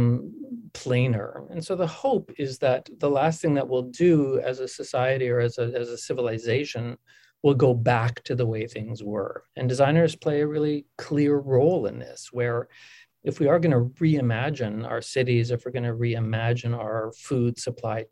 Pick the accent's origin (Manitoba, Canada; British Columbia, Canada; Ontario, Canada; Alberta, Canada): Manitoba, Canada; Winnipeg; moved away; growing up in Winnipeg was so formative for me